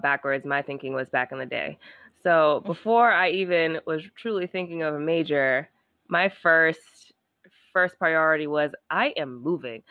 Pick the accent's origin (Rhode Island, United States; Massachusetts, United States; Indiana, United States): Rhode Island, United States; I'm from Rhode Island, small state.